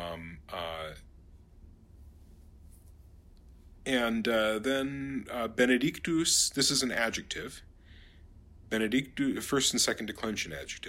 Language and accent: English; St. Paul, Minnesota, United States; my hometown here of St. Paul, Minnesota